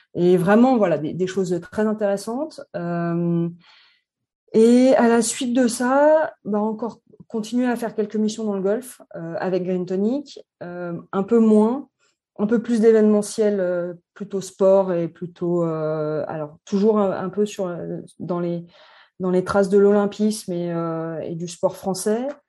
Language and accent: French; Annecy, Auvergne-Rhône-Alpes, France; also born or lived in Saint-Étienne / Paris / Vancouver; je suis née à Annecy. J'ai vécu 12 euh, ans, 12 euh, premières années à Annecy, ensuite à Saint-Etienne